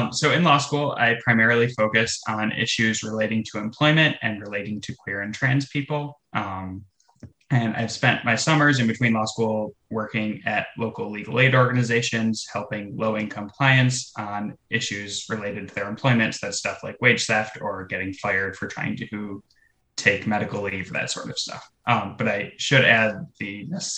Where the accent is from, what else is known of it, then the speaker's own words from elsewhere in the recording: Buffalo, New York, United States; I am originally from Buffalo, New York